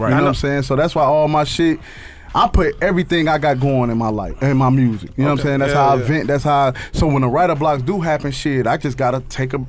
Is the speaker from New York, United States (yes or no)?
no; East Chicago, Indiana, United States; I'm from East Chicago, West Calumet.